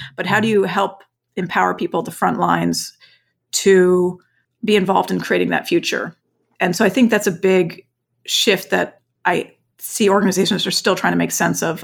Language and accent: English; Vermont, United States; also born or lived in East Coast / West Coast / China; now in Houston, United States; growing up in Vermont on a farm, and then I lived on kind of the East Coast and the West Coast, either before and after China, before coming to Houston.